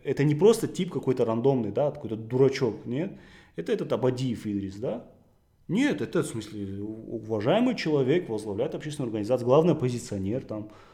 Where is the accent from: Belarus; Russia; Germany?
Russia; Beslan, North Ossetia–Alania; я сам практически из такого же места, я из Беслана